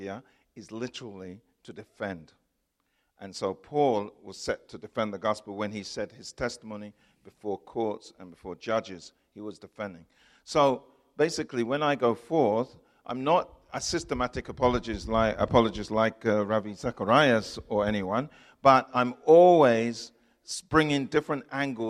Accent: England, United Kingdom; I'm from England

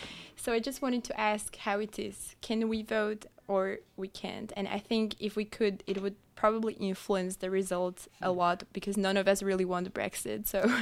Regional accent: Slovakia; now in United Kingdom; I'm a MMU multimedia journalism student and I come from Slovakia. So I'm an EU citizen.

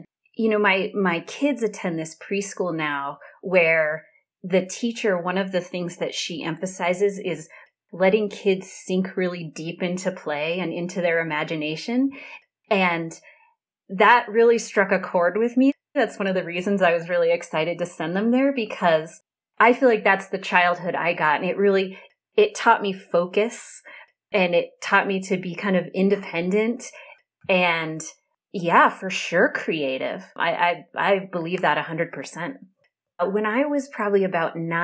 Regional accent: Central Wyoming, United States; also born or lived in New Hampshire; I grew up here in Central Wyoming, which is where I still am today

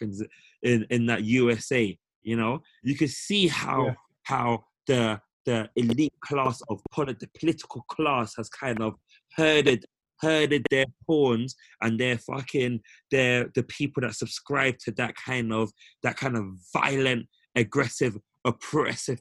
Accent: United Kingdom; for us as Black British people

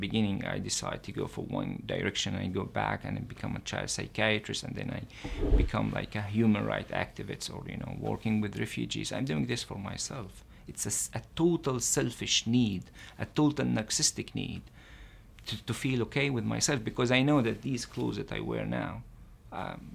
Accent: Israel; As a Palestinian living in Israel

